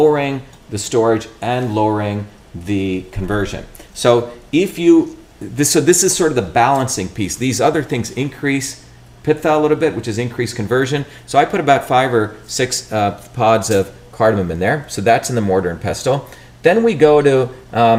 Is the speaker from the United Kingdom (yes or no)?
no; India; moved away; growing up in India